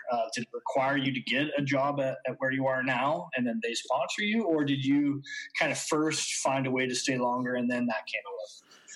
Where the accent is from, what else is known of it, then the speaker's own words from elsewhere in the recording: Canada; moved away as an adult; now in Austria; We're both Canadian baseball players who took our career, our baseball career, overseas to Austria